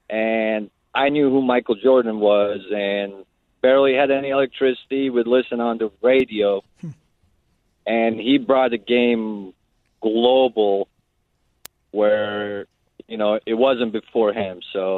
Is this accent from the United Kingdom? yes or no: no; Bosnia & Herzegovina; now in Iowa, United States; I grew up in Bosnia in the 90s, and it was a wartime, so very little exposure to the outside world.